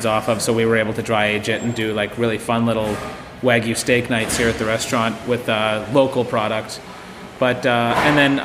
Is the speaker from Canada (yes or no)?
yes; Thunder Bay, Ontario, Canada; when I grew up cooking in Thunder Bay